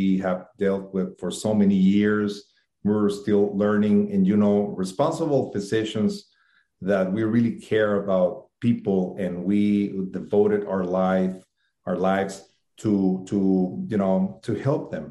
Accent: Ciudad Juárez, Chihuahua, Mexico; my hometown in Mexico, it's a border town with El Paso, Texas

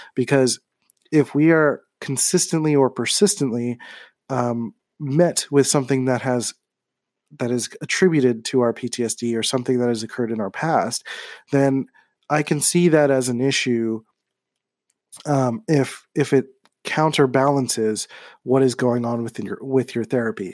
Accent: Philadelphia, Pennsylvania, United States; growing up in Philadelphia

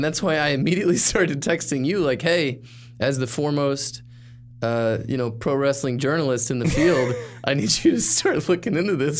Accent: Arkansas, United States; moved away; So I'm from Arkansas originally, and I was home for Thanksgiving

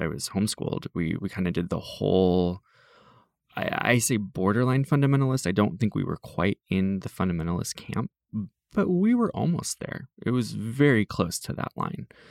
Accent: Iowa, United States; moved away; the farm towns that I grew up in in Iowa

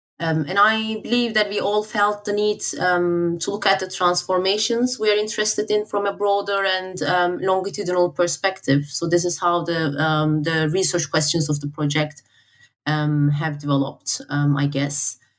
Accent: Turkey; now in United Kingdom; I'm originally from Turkey, but I work in the UK.

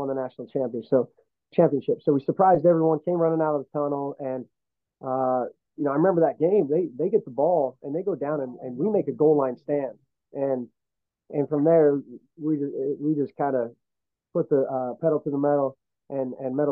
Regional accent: Butte, Montana, United States; growing up in Butte was pretty special

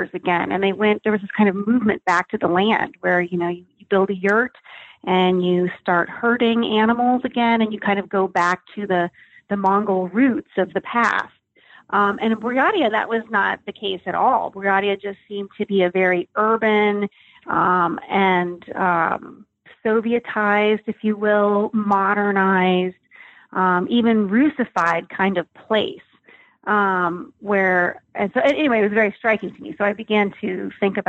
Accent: Colorado, United States; I grew up in Colorado

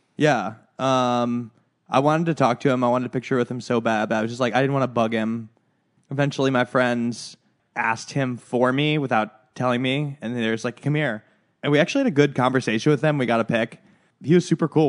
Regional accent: Chicago, Illinois, United States; now in Los Angeles, United States; I'm from Chicago

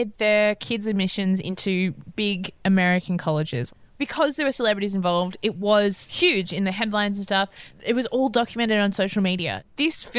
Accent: Australia; in Australia, we don't necessarily have the same type of class anxiety

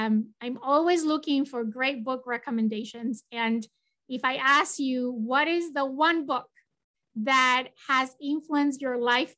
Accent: Spain; English is a second language

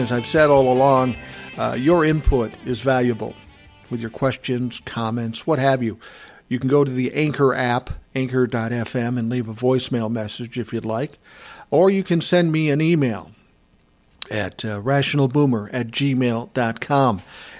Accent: Lowell, Massachusetts, United States; born there; I was born in Lowell, Massachusetts in 1984.

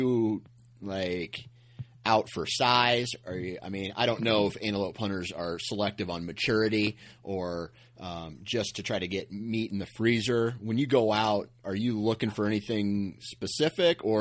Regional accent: Midwest, Iowa, United States; I'm a flatlander, right? I'm from the Midwest. We don't have elk in Iowa

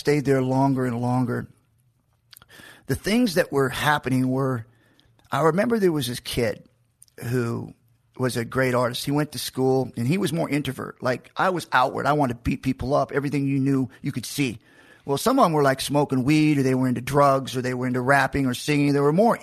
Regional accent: Macon, Georgia, United States; I was born in Georgia, in Macon

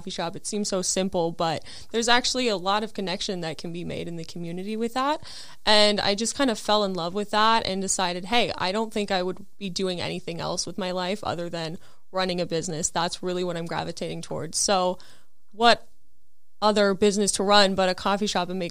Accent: Northern Minnesota, United States; ended up moving back to my hometown and working at the original coffee shop I started

